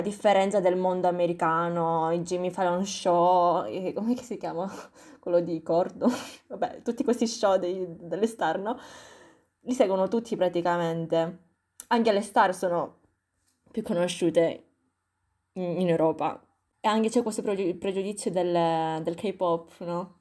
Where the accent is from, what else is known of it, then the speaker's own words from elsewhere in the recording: Italy; Noi siamo nate qui, siamo nate e cresciute